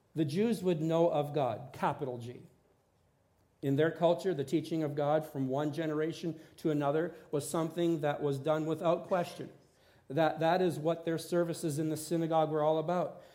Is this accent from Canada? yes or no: yes; Port Rowan, Ontario, Canada; moved away as an adult; now in Saskatchewan, Canada; I grew up farming in Port Rowan with Jake, my dad.